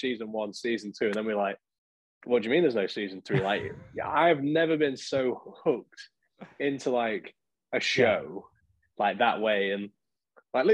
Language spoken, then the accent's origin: English; Lincoln, East Midlands, United Kingdom; my hometown team, Lincoln